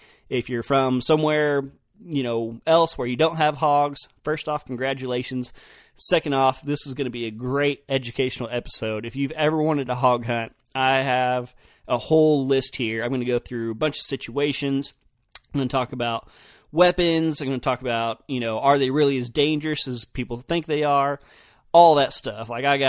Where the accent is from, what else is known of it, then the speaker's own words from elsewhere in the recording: Oklahoma, United States; Anytime I told somebody I was from Oklahoma, they were like, oh, y'all have hogs, don't you?